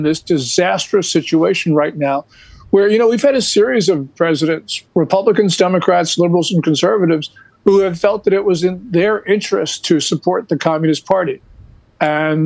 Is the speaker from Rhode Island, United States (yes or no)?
no; New Jersey, United States; moved away as an adult; also born or lived in New York / Hong Kong / California / Shanghai; I was born in New Jersey and grew up here, and I'm back in New Jersey